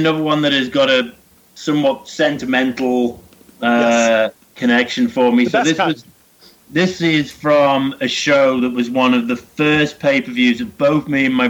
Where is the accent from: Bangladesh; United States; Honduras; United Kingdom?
United Kingdom; England